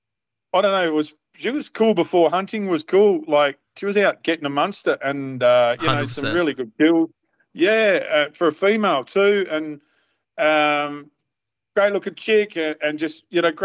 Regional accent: Perth, Western Australia, Australia; I'm Perth born and raised

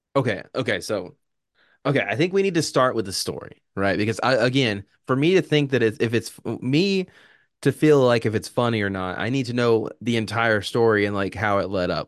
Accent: United States

